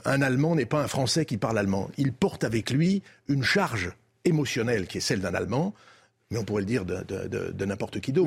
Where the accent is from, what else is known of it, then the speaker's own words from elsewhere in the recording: France; nous sommes des Français, nous sommes des Français en Europe